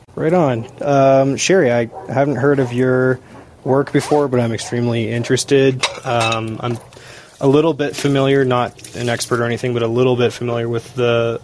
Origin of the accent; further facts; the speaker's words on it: Seattle, Washington, United States; moved away; I'm not living in the U.S. right now, but I'm from Seattle